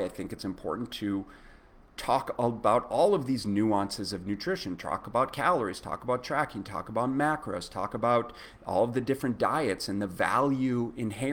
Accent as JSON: {"language": "English", "town": "Minneapolis", "region": "Minnesota", "country": "United States", "tie": "born or raised there", "said": "I was growing up in Minneapolis"}